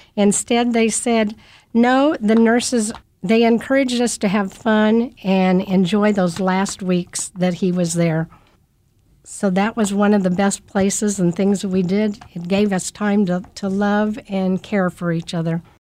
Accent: Kansas City, Kansas, United States; also born or lived in South Dakota; I grew up a poor kid in K C K, And I've lived my whole life in, in the Kansas City area

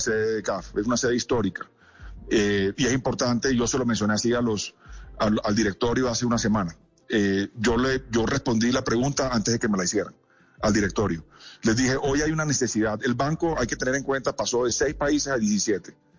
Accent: Colombia; fui presentado como, como candidato colombiano

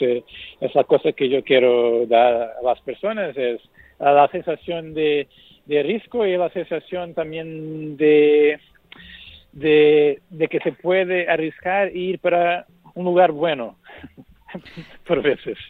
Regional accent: Portugal; Spanish is a second language; el fado es mi música natal, porque soy portugués

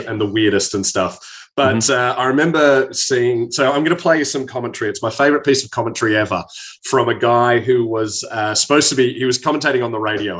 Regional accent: Australia; moved away as an adult; also born or lived in London; being an Australian with Scottish and Irish heritage.

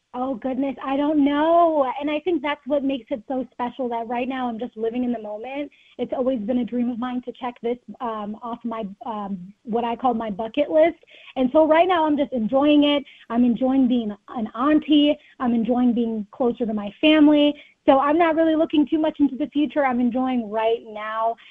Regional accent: Rochester, Minnesota, United States; growing up in Rochester

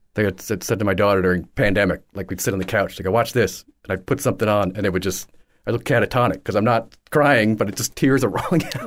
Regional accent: Newburgh, New York, United States; moved away as an adult; also born or lived in Oswego, New York; now in Naples, United States; Born in upstate New York, around, born in Oswego. My family moved downstate to around Poughkeepsie. actually Newburgh, New York.

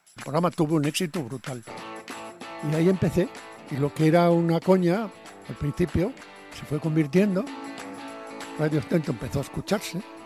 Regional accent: Padrón, Galicia, Spain; moved away as an adult; also born or lived in Santiago de Compostela; now in Madrid, Spain; me entraban ganas de volver a mi pueblo y dije, no, no, yo tengo un orgullo, yo no puedo volver derrotado a Padrón y a Santiago

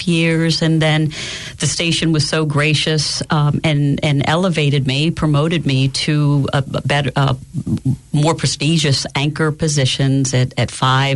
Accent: Danville, Pennsylvania, United States; I will be back in my hometown of Danville

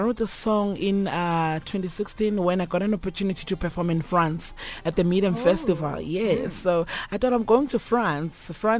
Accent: Nkomazi, Mpumalanga, South Africa; born there; So yeah, my family will stay in Mbombela in Nelspruit, but I was born in Nkomazi.

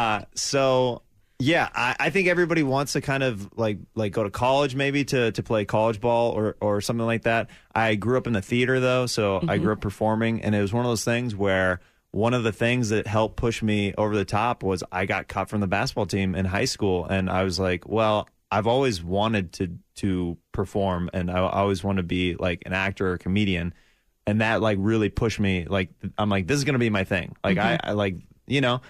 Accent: Overland Park, Kansas, United States; moved away as an adult; also born or lived in Los Angeles; I grew up in the Overland Park area, and I went to Blue Valley High School

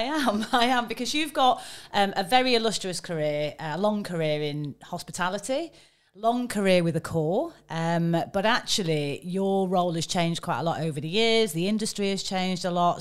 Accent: United Kingdom; I'm a Brit

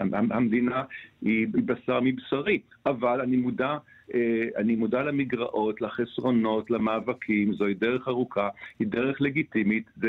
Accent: Israel; אני, אני מכאן, אני נורא אוהב את המקום הזה

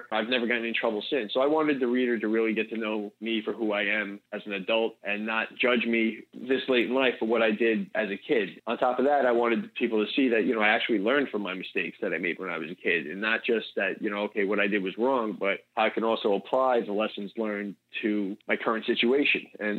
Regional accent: United States; And it's like, yes, I am the American, hopefully the good guy.

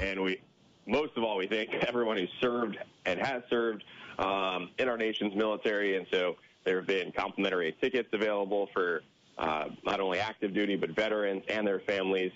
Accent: New Jersey, United States; moved away; I grew up in New Jersey

